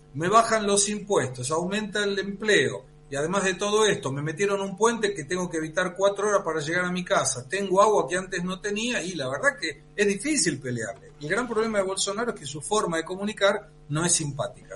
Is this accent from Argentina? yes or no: yes; Argentina; como argentino